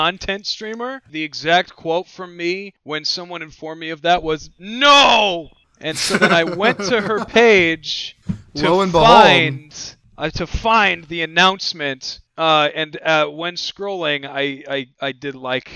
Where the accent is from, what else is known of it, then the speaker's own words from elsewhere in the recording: Des Moines, Iowa, United States; I was from Des Moines.